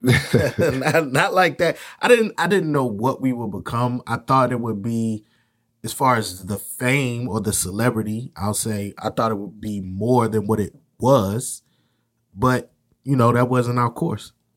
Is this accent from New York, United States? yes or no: no; Virginia, United States; moved away as an adult; now in North Carolina, United States; I grew up in Virginia, came down to North Carolina for college when I was eighteen